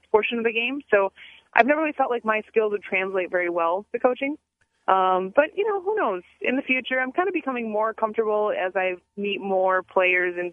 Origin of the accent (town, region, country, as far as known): Minnesota, United States